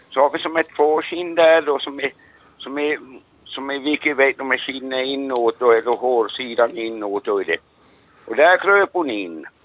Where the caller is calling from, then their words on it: Replot, Ostrobothnia, Finland; från eh, Replot Norra Varglund.